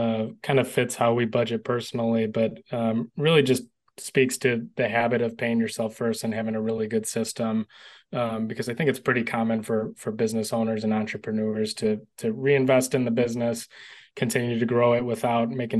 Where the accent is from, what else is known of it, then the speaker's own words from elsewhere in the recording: Illinois, United States; my home state of Illinois